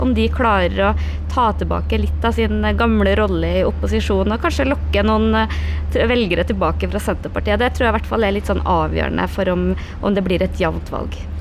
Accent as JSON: {"language": "Norwegian", "area": "Namdalen", "region": "Trøndelag", "country": "Norway", "tie": "born or raised there", "moved": "yes", "said": "hjemplassen min på hytta i Namdalen"}